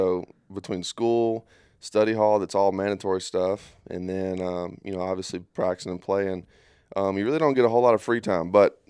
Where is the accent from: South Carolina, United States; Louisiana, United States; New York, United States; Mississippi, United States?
Mississippi, United States; Darby; from Darby, Mississippi. It's like 20 minutes from Columbia, kind of. Yeah. It's just a little small farming community.